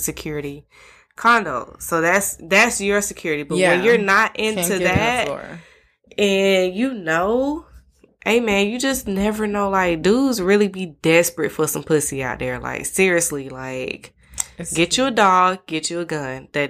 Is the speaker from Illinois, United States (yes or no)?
no; Atlanta, Georgia, United States; I grew up in Atlanta